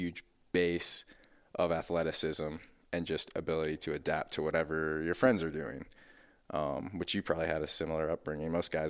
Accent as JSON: {"language": "English", "town": "Brentwood", "region": "Tennessee", "country": "United States", "tie": "born or raised there", "said": "So, I grew up in Brentwood. Mom, dad, older brother, older sister, golden retriever. Suburban Brentwood"}